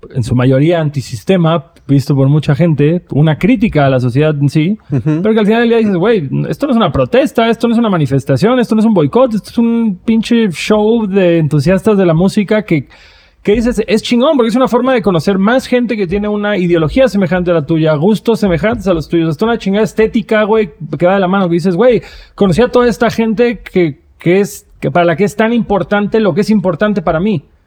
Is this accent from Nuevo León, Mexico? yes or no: no; Cancún, Quintana Roo, Mexico; yo crecí en Cancún en una época en la que nadie iba a Cancún